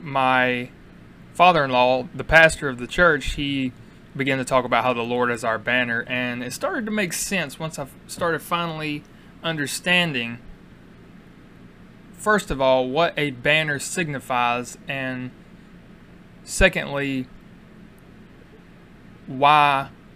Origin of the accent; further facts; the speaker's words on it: United States; we are proud and we are American